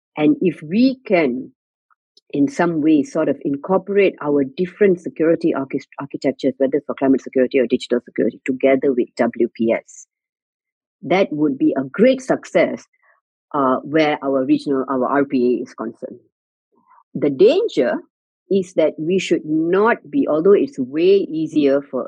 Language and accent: English; Singapore; as a Singaporean